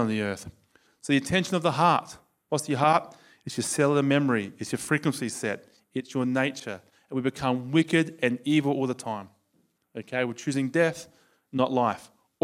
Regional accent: Australia; accent: Australian; my Australian accent

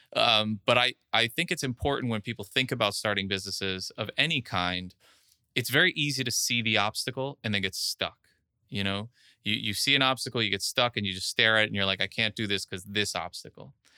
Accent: Miami Beach, Florida, United States; I was actually born and raised in Miami Beach

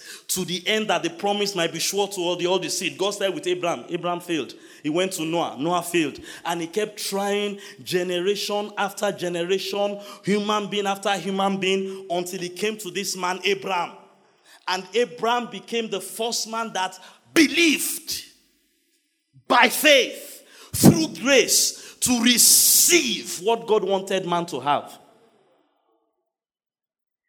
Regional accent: Nigeria; I am a Nigerian

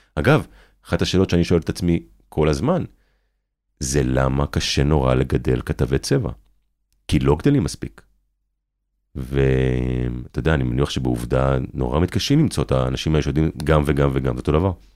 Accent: Kibbutz Ein Carmel, Haifa District, Israel; also born or lived in Hadera; ההורים שלי התאהבו והכירו בקיבוץ עין כרמל, שם גם אני נולדתי. ובגיל 11 אני עובד, אני עוזב איתם את הקיבוץ

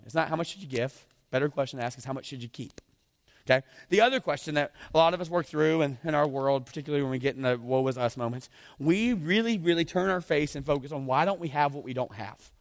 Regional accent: the South, United States; accent: southern; moved away; I'm from the South

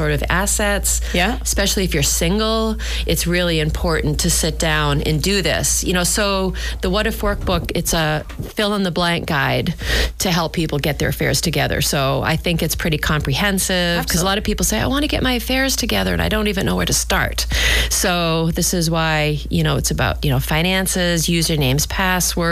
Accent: Nashua, New Hampshire, United States; moved away; we're from Nashua, New Hampshire.

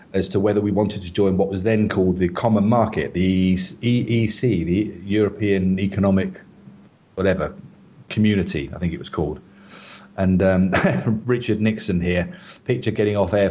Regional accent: England, United Kingdom; moved away as an adult; also born or lived in South Africa; now in Vietnam; being the British taxpayer, of which I am and everybody I know in England is

